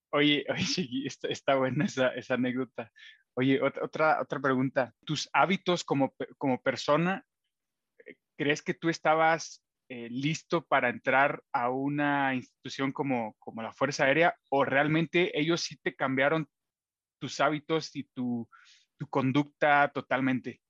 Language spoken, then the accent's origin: Spanish; Matehuala, San Luis Potosí, Mexico; la ciudad eh, donde yo nací y crecí, y él también, en Matehuala, San Luis Potosí